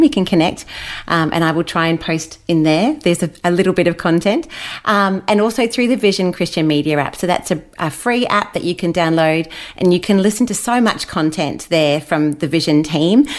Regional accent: Brisbane, Queensland, Australia; also born or lived in Wellington, New Zealand; now in Gold Coast, Australia; mum and dad decided to move us over here when I was about eight. So I've spent almost all my life in Australia.

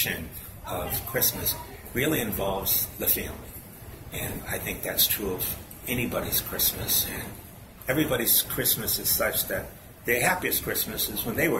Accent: New Bedford, Massachusetts, United States; I grew up in New Bedford

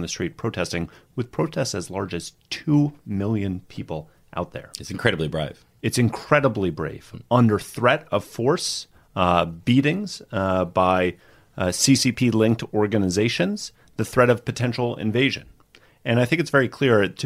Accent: United States; As an American

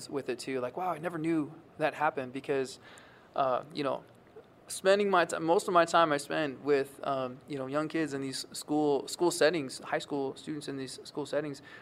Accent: Kankakee, Illinois, United States; now in Western Illinois, United States; I'm from the Bradley, Bourbonnais, Kankakee area, which is kind of on the eastern side

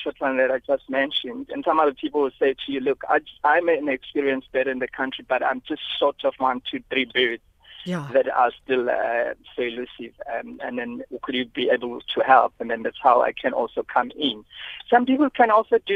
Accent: Lake St. Lucia, KwaZulu-Natal, South Africa; I grew up in Lake St. Lucia

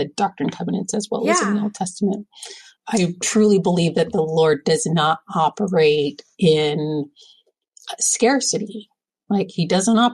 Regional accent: California, United States; there's an older couple in my ward growing up in California

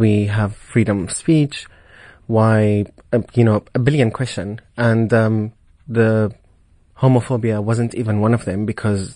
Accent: Damascus, Damascus Governorate, Syria; moved away as an adult; also born or lived in Saudi Arabia; now in Cape Town, South Africa; We are from Damascus, born and raised. We actually lived between Damascus and Saudi Arabia.

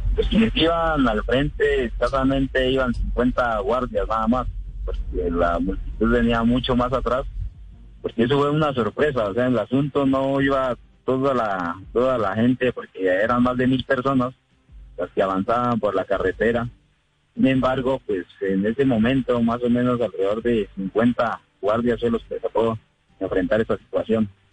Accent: Cauca, Colombia

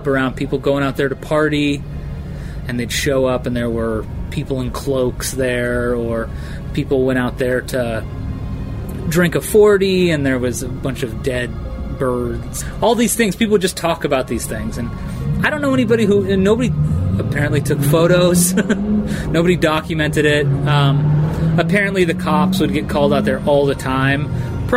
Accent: Coolidge, Arizona, United States; also born or lived in Phoenix, Arizona; I grew up in Coolidge, which is a neighboring town

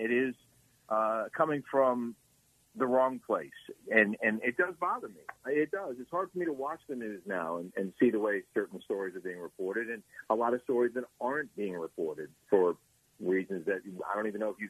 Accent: Silver Spring, Maryland, United States; moved away; also born or lived in Florida; I was a bit lost as a teenager in Silver Spring, Maryland, where I grew up.

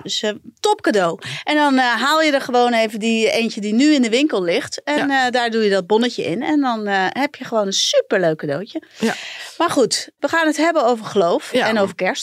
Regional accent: a village in Brabant, North Brabant, Netherlands; ik ben in Brabantsdorp opgegroeid

